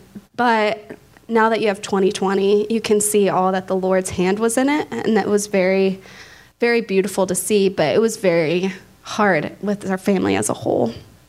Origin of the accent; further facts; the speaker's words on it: Dallas, Texas, United States; So I'm originally from Dallas, Texas, and my parents were both Christian when I was born.